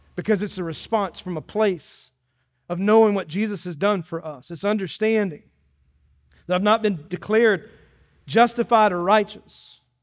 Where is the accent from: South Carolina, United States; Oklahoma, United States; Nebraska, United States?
South Carolina, United States; Dillon; I grew up in Dillon, South Carolina, in the country